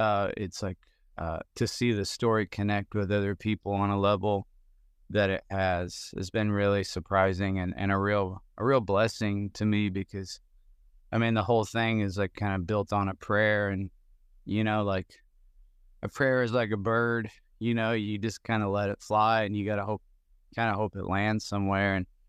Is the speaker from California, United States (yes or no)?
no; Indiana, United States; I grew up in Southern Indiana, where there actually is a good amount of snow, so I'm quite familiar with driving on it and living in it and knowing how to exist within it.